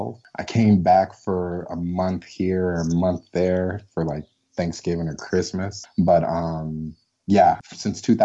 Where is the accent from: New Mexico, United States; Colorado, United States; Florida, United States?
Colorado, United States; also born or lived in St. Louis, Missouri; I'm originally from St. Louis, but my mom moved me to Colorado when I was really young